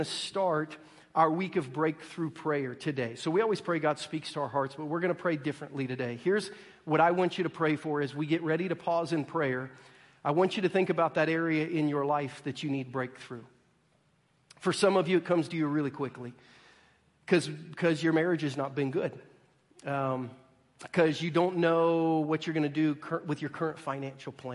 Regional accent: Ohio, United States; moved away as an adult; also born or lived in Virginia; now in Missouri, United States; I grew up in Ohio, went to college in Virginia

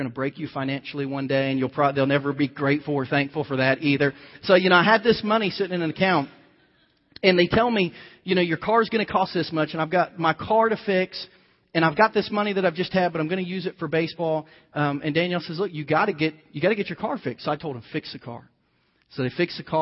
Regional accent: United States; as an American like you

